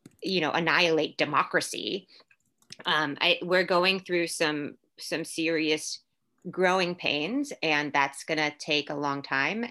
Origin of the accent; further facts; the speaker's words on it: Orlando, Florida, United States; first language English; moved away as an adult; also born or lived in Puerto Rico / New York City / Louisville; now in San Francisco Bay Area, United States; I was born in Puerto Rico, raised in Orlando, Florida. My family moved to Orlando when I was like 2 years old